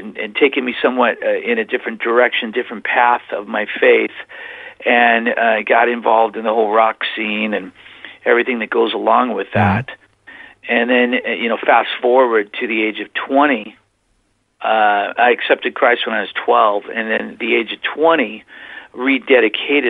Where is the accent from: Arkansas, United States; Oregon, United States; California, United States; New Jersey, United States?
California, United States; Whittier; moved away as an adult; also born or lived in Oklahoma; now in Plymouth, United States; I was born in Whittier, California, 1963, July, and I was raised primarily in California